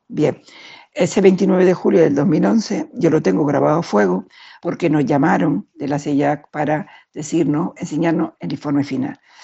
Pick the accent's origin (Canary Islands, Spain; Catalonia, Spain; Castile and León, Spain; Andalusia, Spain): Canary Islands, Spain; now in Madrid, Spain; Yo vivo en Madrid, aunque soy canaria